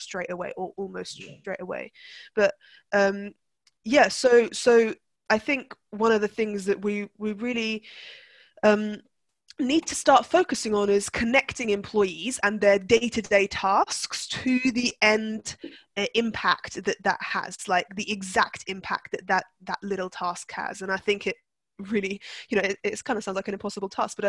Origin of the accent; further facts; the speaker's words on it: Turkey; I was brought up I was brought up in Turkey